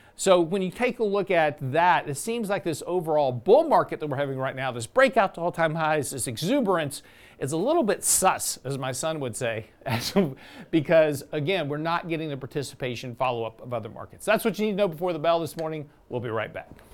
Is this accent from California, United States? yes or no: no; Lake Jackson, Texas, United States; I grew up in Lake Jackson, which is about an hour, if you don't know where that is, it's on the coast on south, uh, south of Houston.